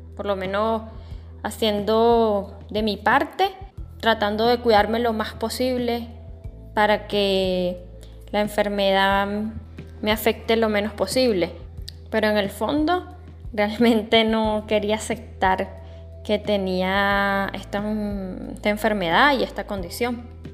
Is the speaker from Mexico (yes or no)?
no; Venezuela; acá en Venezuela, que es un país de Latinoamérica